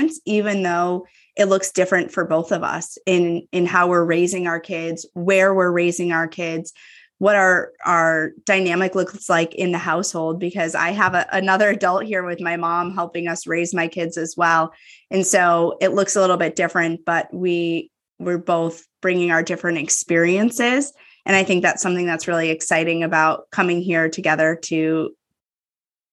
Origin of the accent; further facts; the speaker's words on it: upstate New York, United States; moved away as an adult; also born or lived in Manhattan; now in Chicagoland, United States; I'm from upstate New York and then lived in Manhattan for a little bit.